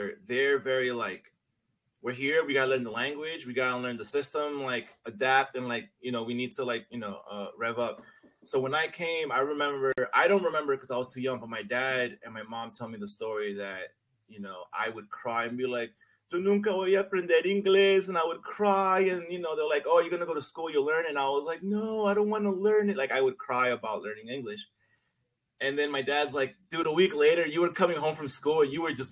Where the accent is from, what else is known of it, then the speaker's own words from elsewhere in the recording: New York City, New York, United States; first language Spanish; English is a second language; also born or lived in Medellín, Colombia / Flushing, Queens; I grew up in Jackson Heights, Queens for the better part of my childhood and my adolescence